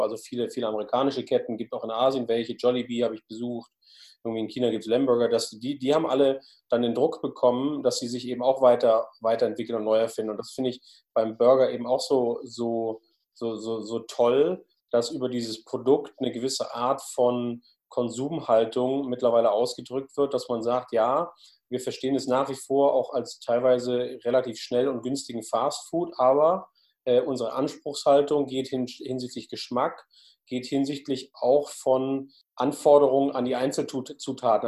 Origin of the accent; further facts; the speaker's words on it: Hamburg, Germany; als Hamburger